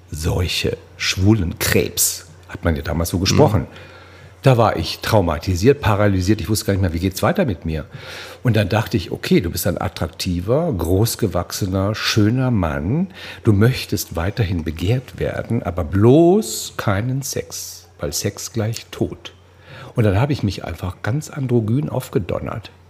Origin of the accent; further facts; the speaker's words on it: Baden-Württemberg, Germany; born there; Und sie wollen wissen, wo ich denn herkomme und wo ich geboren bin. Da sage ich, I'm born in the Black Forest.